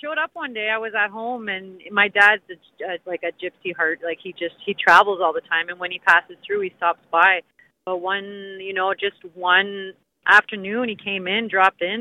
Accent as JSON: {"language": "English", "town": "Kapuskasing", "region": "Ontario", "country": "Canada", "tie": "born or raised there", "lives_now": "Timmins, Canada", "said": "I moved from Cap this past summer"}